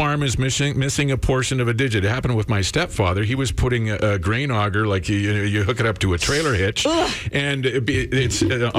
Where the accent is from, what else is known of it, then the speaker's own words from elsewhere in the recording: Crescent, British Columbia, Canada; in my family, my stepfather's side, they had a grain farm out in the flats in Crescent, BC, back in my hometown